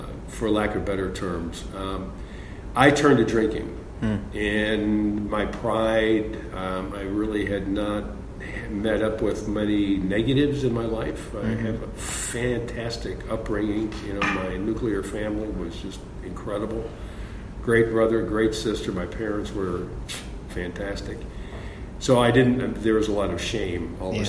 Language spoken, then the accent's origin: English; Chicago, Illinois, United States; also born or lived in Terre Haute, Indiana; now in Dayton, United States; I was born and raised in the Chicago area.